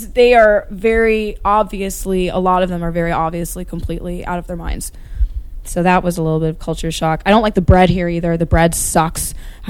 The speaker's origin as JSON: {"language": "English", "town": "Dunfermline", "region": "Scotland", "country": "United Kingdom", "tie": "born or raised there", "said": "Well, I grew up in Dunfermline, and then"}